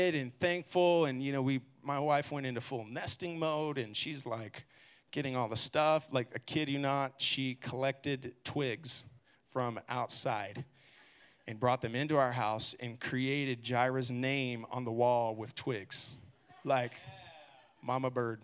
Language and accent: English; Garland, Texas, United States; also born or lived in Abilene; I grew up here in Garland, actually, and then left and went to college in Abilene